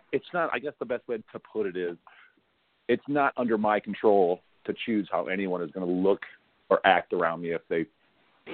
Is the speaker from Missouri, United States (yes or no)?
yes; St. Charles, Missouri, United States; also born or lived in O'Fallon, Missouri; as a kid growing up in St. Charles, in Missouri here